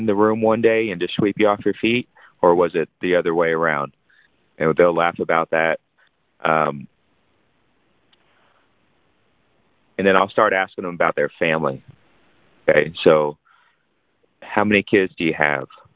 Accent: San Antonio, Texas, United States; now in Fort Worth, United States; I was born in San Antonio

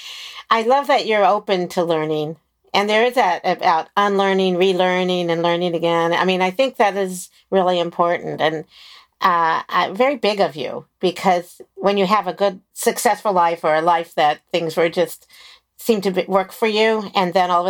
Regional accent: Maryland, United States; now in California, United States; I know what I came from Maryland and moved to California, and I don't think I have an accent

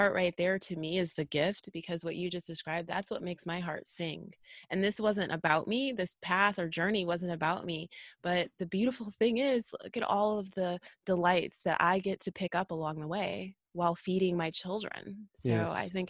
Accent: Illinois, United States; where I'm from a suburb of Chicago, and I grew up with a lot of Spanish speaking people.

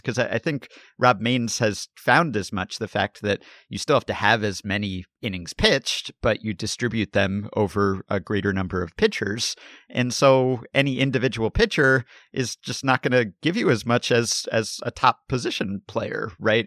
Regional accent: Montreal, Quebec, Canada; As a kid growing up in Montreal

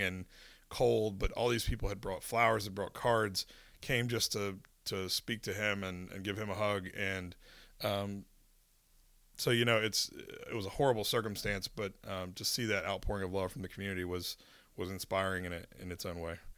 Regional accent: Winston-Salem, North Carolina, United States; now in Charlotte, United States; I grew up in Winston-Salem, which kind of a mid-sized city

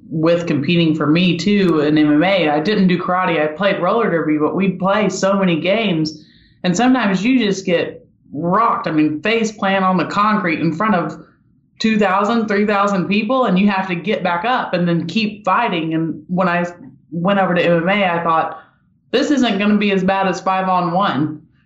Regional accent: Pittsburgh, Pennsylvania, United States

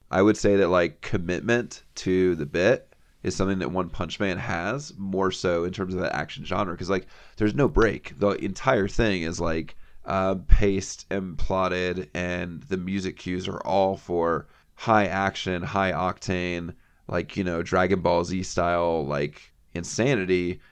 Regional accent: the South, United States; I grew up in the South

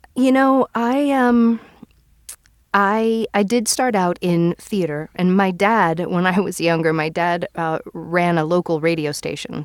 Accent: New York, United States; moved away; I'm originally from New York

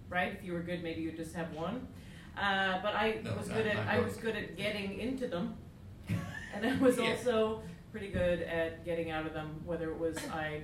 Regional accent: Canada; I'm from Canada.

